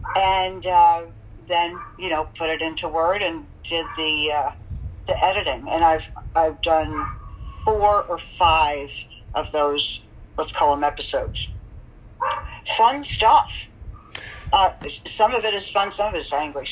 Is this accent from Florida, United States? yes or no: yes; St. Petersburg, Florida, United States; born or raised there; also born or lived in Brooklyn, New York / Lynbrook, New York / Manhattan, New York